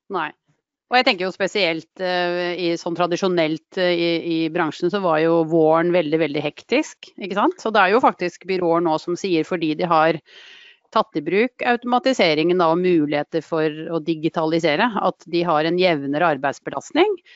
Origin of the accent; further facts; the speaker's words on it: Drammen, Buskerud, Norway; Ektefødt drammenser og lykkelig bestemor